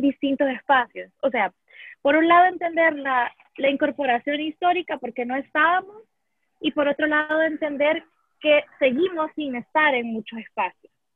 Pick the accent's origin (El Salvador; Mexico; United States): El Salvador; puedo hablar como feminista salvadoreña